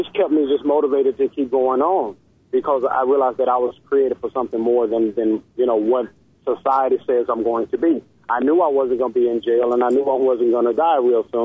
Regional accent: Daytona Beach, Florida, United States; moved away as an adult; also born or lived in Fort Lauderdale, Florida; now in Tennessee, United States; I was born in Daytona Beach, Florida. When we were 12, my mother moved to Fort Lauderdale

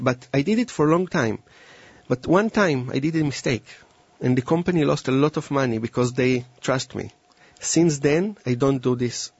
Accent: Israel; moved away; And I came from Israel 10 years ago

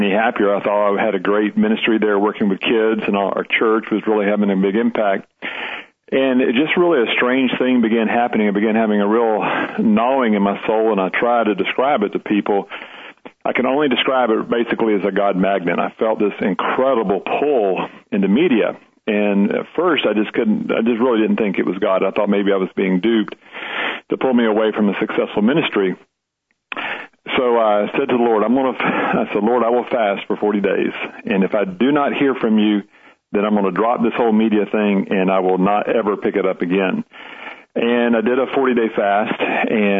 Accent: Leesburg, United States; my hometown church

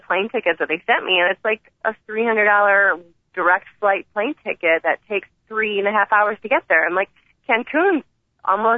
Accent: Chicago, Illinois, United States; I'm from Chicago

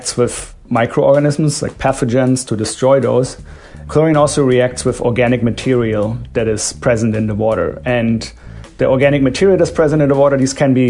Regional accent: Germany; now in United States; I'm from Germany

